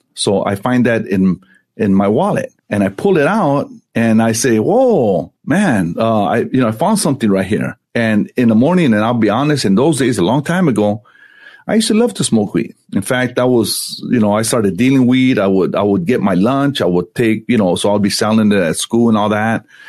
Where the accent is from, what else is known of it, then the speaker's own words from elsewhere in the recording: Santa Ana, California, United States; I grew up in Santa Ana, it's it's the LA of Orange County